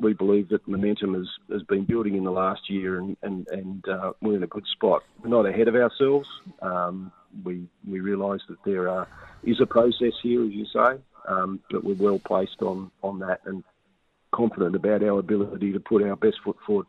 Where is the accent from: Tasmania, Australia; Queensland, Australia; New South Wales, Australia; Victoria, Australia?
Tasmania, Australia; North West Coast; I grew up on the Northwest Coast